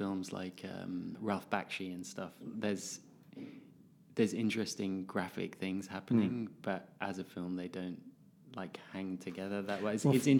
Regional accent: Netherlands; Growing up in Holland, because I grew up in Holland as well

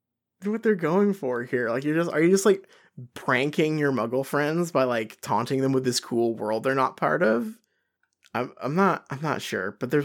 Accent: Australia; As an Australian, I know that many of us would kill for a relatively instant connection to wizarding locations around the world.

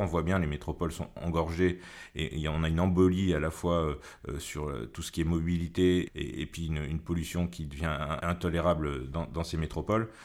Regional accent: Creuse, Nouvelle-Aquitaine, France; Je suis né en Creuse, j'ai grandi en Creuse

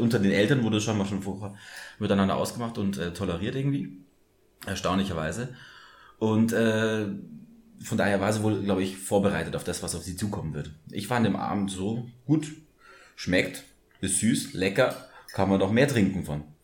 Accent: Munich, Bavaria, Germany; wir aus München sind äh, und mit der Wiesen auch aufgewachsen sind

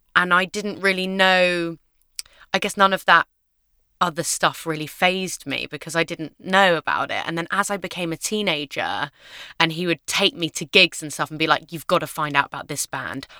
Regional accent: London, United Kingdom; I grew up in London with my mum and my dad. Um, we lived in a basement flat in Shepherd's Bush

